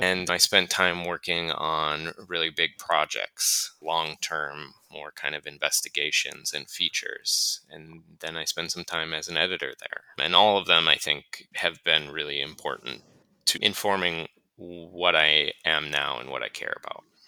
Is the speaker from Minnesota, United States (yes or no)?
yes; Duluth, Minnesota, United States; moved away as an adult; I was born and raised and grew up and spent at this point still more than half of my life in Duluth, Minnesota